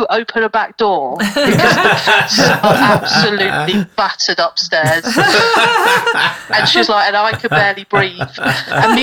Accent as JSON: {"language": "English", "town": "Portsmouth", "region": "South East England", "country": "United Kingdom", "tie": "born or raised there", "moved": "yes", "lives_now": "Nottingham, United Kingdom", "said": "whenever I go down to Portsmouth, which is my hometown"}